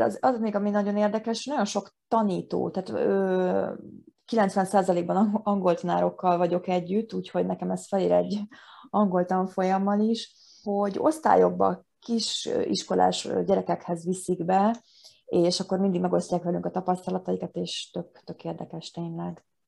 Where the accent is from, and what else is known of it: Hungary